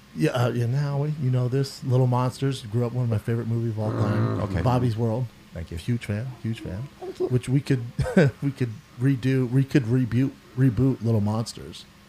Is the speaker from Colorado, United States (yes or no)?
yes; Aurora, Colorado, United States; moved away as an adult; also born or lived in Denver, Colorado; now in Los Angeles, United States; I'm from Aurora